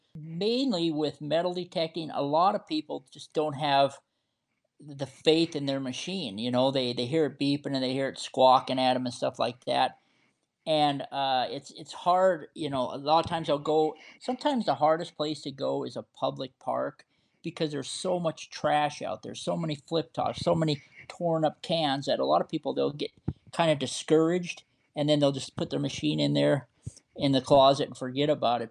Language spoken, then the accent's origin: English; Montana, United States; I was born and raised in Montana